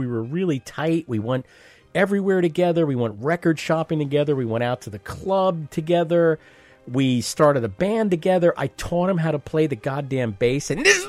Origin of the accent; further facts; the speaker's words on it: Long Island, New York, United States; I grew up on Long Island.